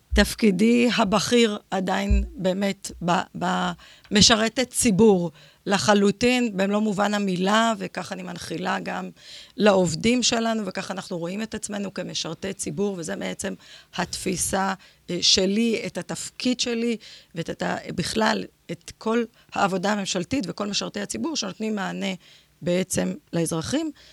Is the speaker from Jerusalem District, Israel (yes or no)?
no; Ashkelon, Southern District, Israel; נולדתי באשקלון, בת פריפריה.